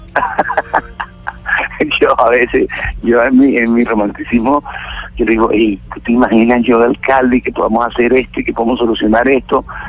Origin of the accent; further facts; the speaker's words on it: Santa Marta, Magdalena, Colombia; como Samario